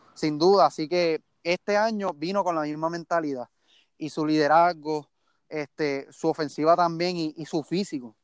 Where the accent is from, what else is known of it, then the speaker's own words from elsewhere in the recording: Mayagüez, Puerto Rico; soy natural de Mayagüez, criado y todavía vivo en, Mayagüez.